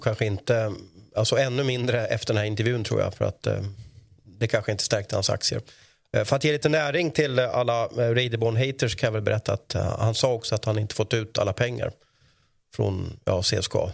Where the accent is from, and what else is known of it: Sweden